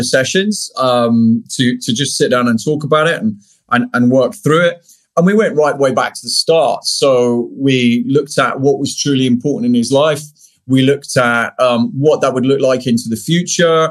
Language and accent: English; United Kingdom; I'm British